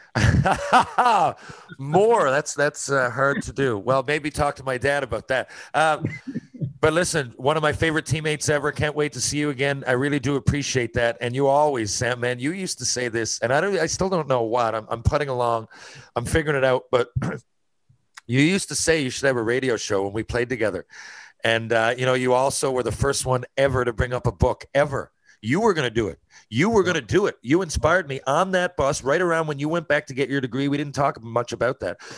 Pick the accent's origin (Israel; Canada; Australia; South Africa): Canada; I'm Canadian